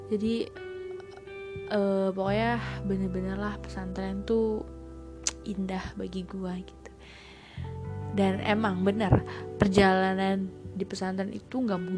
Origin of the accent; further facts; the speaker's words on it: Jakarta, Indonesia; gue dari Jakarta terus kan gue ke daerah beda kan kayak semua pemikiran apa itu beda sama gue yang emang orang mikir gue tuh kalau ngomong nyolot lah apalah inilah tapi gue tuh sebenernya ya emang Jakarta ya gini gitu loh